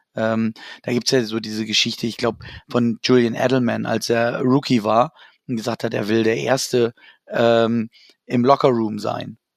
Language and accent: German; Hanover, Lower Saxony, Germany; das ist meine Heimat, da komme ich her